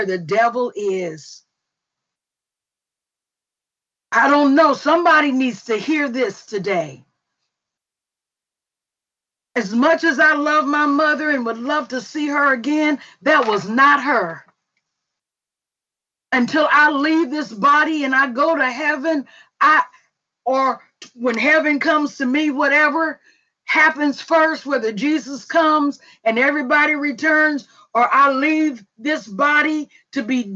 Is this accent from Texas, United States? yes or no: no; Mississippi, United States; we were raised like sisters in Mississippi.